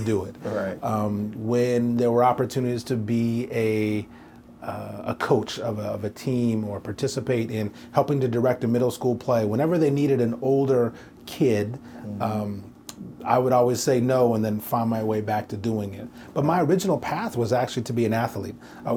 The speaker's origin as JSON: {"language": "English", "town": "Portland", "region": "Oregon", "country": "United States", "tie": "born or raised there", "also_born_or_lived": "New York", "moved": "yes", "lives_now": "Nashville, United States", "said": "as a kid, I grew up in Portland, Oregon"}